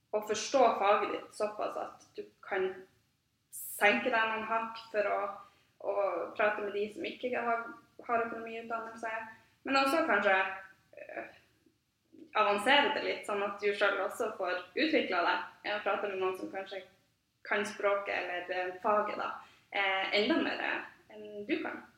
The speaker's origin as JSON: {"language": "Norwegian", "town": "Tromsø", "region": "Troms", "country": "Norway", "tie": "born or raised there", "said": "jeg er både født og oppvokst i Tromsø, og har egentlig bare blitt her"}